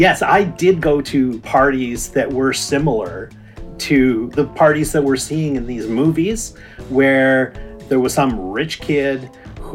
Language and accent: English; Ontario, Canada; now in British Columbia, Canada; I grew up in Ontario.